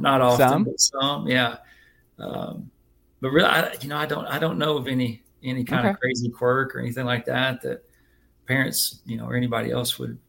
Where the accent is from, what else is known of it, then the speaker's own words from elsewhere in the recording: Dallas, Texas, United States; also born or lived in Kansas; now in Georgia, United States; I grew up in Dallas.